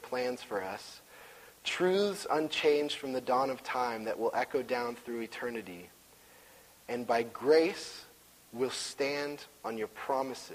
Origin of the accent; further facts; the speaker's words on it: Washington, United States; I'm from Washington.